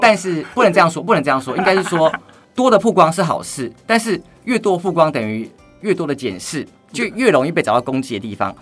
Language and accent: Chinese; Taoyuan, Taiwan; 我是桃园人